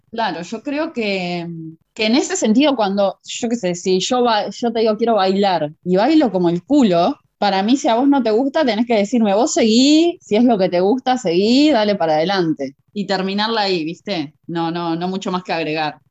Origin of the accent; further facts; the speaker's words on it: Uruguay; yo también soy uruguaya y venimos más o menos criadas de lo mismo